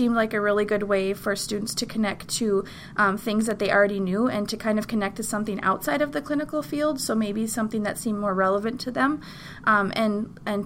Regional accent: North Dakota, United States; I am originally from North Dakota

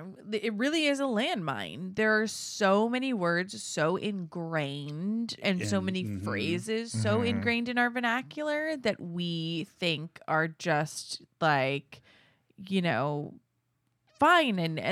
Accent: Orange County, California, United States; now in San Diego, United States; I'm from Orange County. I'm 38 years old.

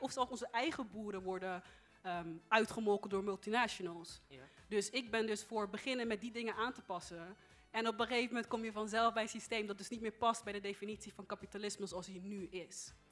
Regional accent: Netherlands; Ik ben geboren in Nederland

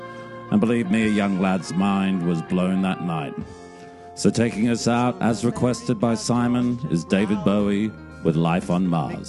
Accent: Australia; my home country of Australia

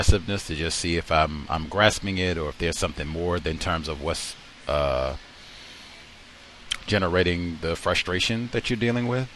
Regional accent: Virginia, United States; also born or lived in Georgia; now in Seattle, United States; I was born in Virginia. I lived in Georgia

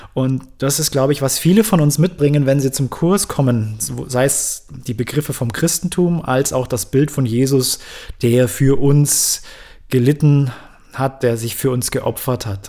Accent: Bavaria, Germany; die meisten bei uns in Bayern waren halt im katholischen Religionsunterricht

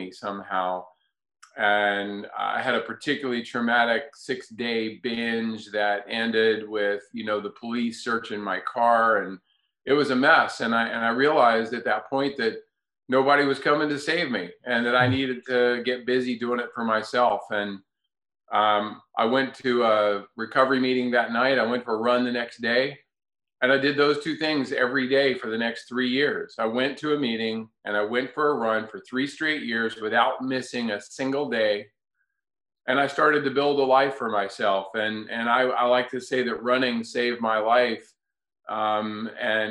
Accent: North Carolina, United States; I grew up in North Carolina for the most part

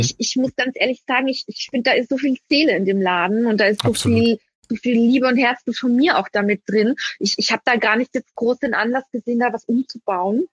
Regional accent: Vienna, Austria; moved away; meine Mutter ist Wienerin, mein Papa ist Wiener, ich bin in Wien geboren

